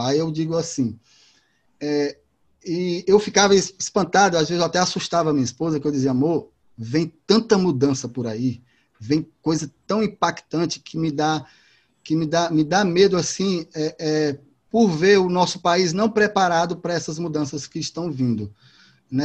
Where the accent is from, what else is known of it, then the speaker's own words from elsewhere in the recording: Fortaleza, Ceará, Brazil; eu sou de, de Fortaleza, de Ceará, aqui da Terra do Sol